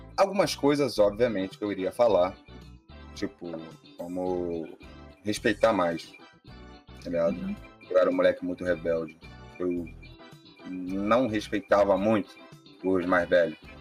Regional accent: Mesquita, Rio de Janeiro, Brazil; sou nascido e criado na Chatuba de Mesquita

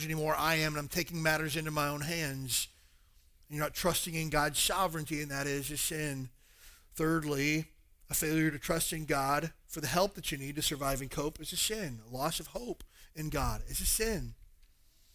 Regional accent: the South, United States; now in Hawaii, United States; I grew up in the South

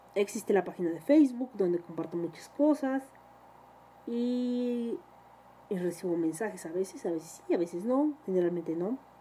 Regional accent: Mexico

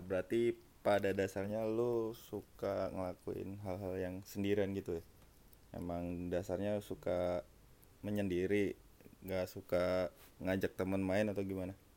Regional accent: Gresik, East Java, Indonesia; moved away; gue dari Gersik

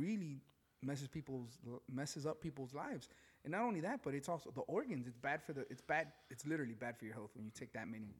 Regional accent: Chicago, Illinois, United States; growing up in back of the yards

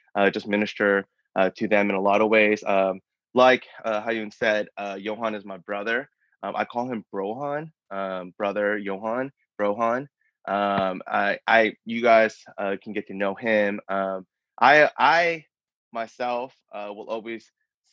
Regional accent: Denver, Colorado, United States; moved away as an adult; also born or lived in Massachusetts; now in Austin, United States; I am born and raised in Denver, Colorado. That's where I call home.

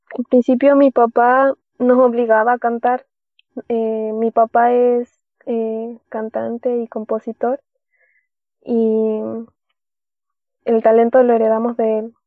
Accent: Caldera, Atacama, Chile; de Chile, de la tercera región de, Chile, mm, Caldera, la ciudad de Caldera.

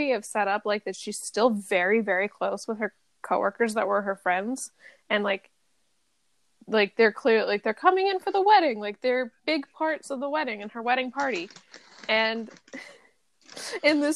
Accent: United States; someone born and raised in America

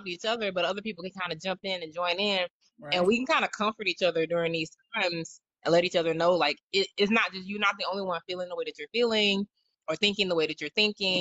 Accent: the South, United States; I'm from the South

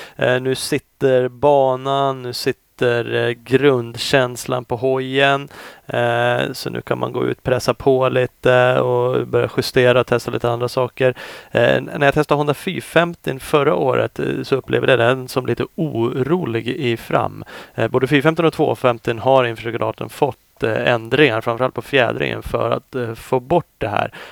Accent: Sweden; jag är från Sverige

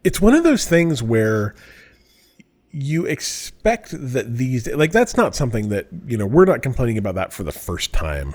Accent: Utah, United States; moved away; I'm from Utah

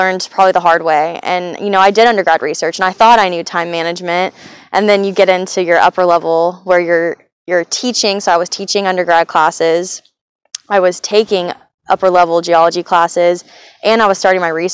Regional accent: Johnson City, Tennessee, United States; moved away; I'm from Johnson City, Tennessee. I grew up there.

